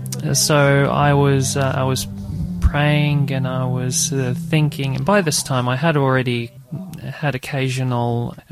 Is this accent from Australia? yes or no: yes; Australia; also born or lived in Croatia; I was born in Croatia, and then when I was about 8 years old, I came to Australia.